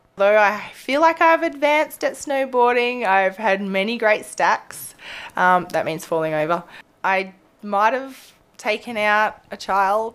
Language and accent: English; Australia; moved away as an adult; now in Anchorage, United States; I'm a veterinarian from Australia, now living in Anchorage.